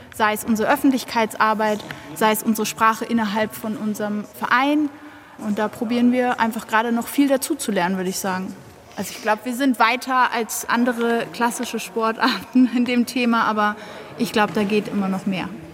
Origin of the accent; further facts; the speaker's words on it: Berlin, Germany; now in Munich, Germany; Ich komme aus Berlin und bin nach München gezogen